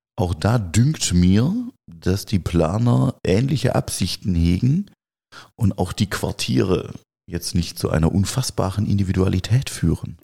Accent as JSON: {"language": "German", "area": "Swabia and Baden", "region": "Baden-Württemberg", "country": "Germany", "said": "Wir kommen ja hier aus dem Schwaben, Schwaben und Badenserland"}